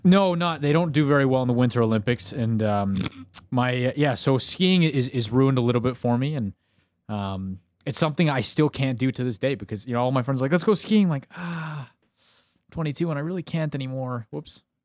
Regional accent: Canada; I'm speaking as a Canadian

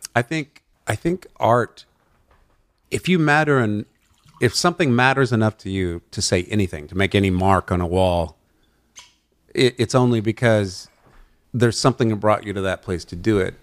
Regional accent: Amarillo, Texas, United States; also born or lived in New Orleans; now in Los Angeles, United States; i haven't been back to my hometown of amarillo west texas in a long time

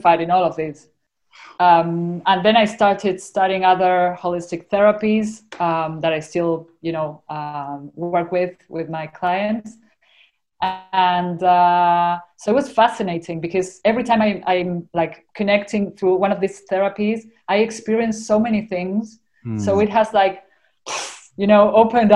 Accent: Argentina; accent: Argentinian; my Argentinian accent

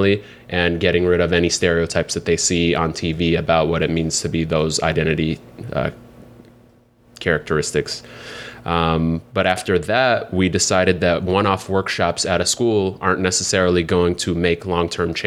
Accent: Seattle, Washington, United States; now in New York City, United States; I grew up in Seattle, grew up in only public housing my whole life

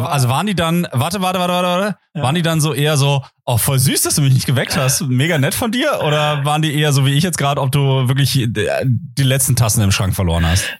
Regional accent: Potsdam, Brandenburg, Germany; in Potsdam, in meiner Heimatstadt

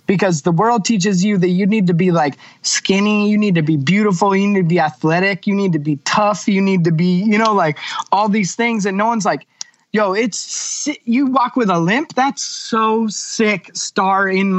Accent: California, United States; and growing up in California, you forget how the rest of the world actually is

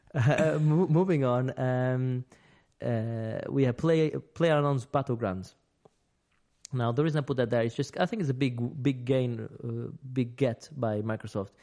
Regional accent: United Kingdom; we're British

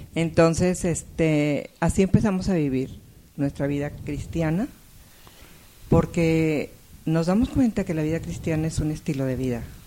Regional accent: Saltillo, Coahuila, Mexico; now in Monterrey, Mexico; yo nací en Monterrey, pero muy pequeña, para antes de los dos años, mis padres fueron a vivir a Saltillo, o sea que ahí crecí.

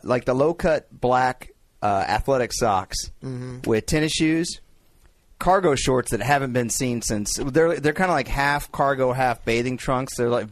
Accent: Dallas, Texas, United States; But it stinks because Dallas is my hometown.

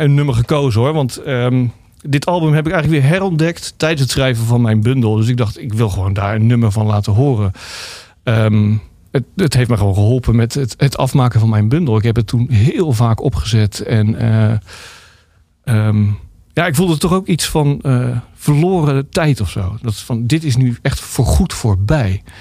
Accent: Rotterdam, South Holland, Netherlands; ik kom natuurlijk uit Rotterdam en daar was toen eh, de Gabberhouse uh, groot

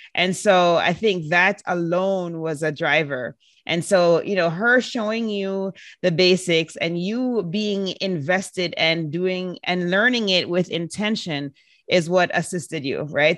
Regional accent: Jamaica; I was born and raised in Jamaica

